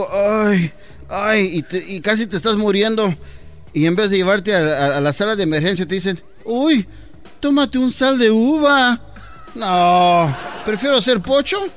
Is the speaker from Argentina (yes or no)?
no; Mexico; Tanto que me ha preocupado de conver... conversaros a ustedes que soy mexicano